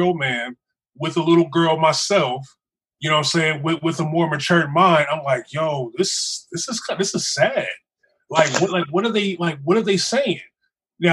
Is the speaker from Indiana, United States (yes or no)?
yes; Terre Haute, Indiana, United States; Growing up in Terre Haute, really, there was no thug life in Terre Haute.